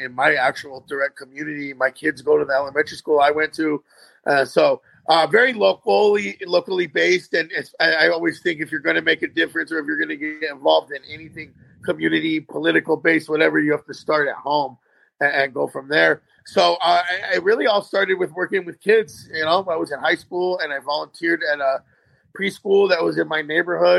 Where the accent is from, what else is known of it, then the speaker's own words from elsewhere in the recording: Tucson, Arizona, United States; I'm born and raised in Tucson, Arizona.